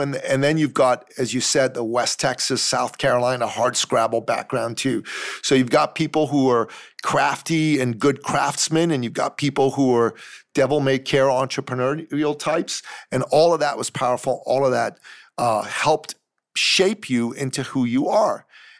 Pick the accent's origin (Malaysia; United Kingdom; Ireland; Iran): Iran; also born or lived in Greece; now in Canada; I myself am an immigrant from Iran. I'm a Christian from the Middle East. I lived in Greece for 2 years.